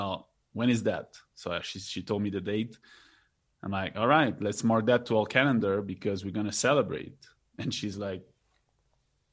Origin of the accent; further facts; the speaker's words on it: Quebec, Canada; now in Mexico; I'm from Quebec